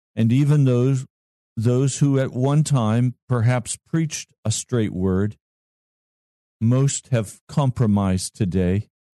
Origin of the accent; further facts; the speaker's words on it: Colorado, United States; That's my home state